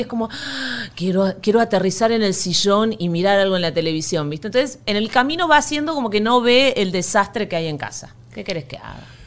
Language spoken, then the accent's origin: Spanish; Argentina; moved away as an adult; como buena argentina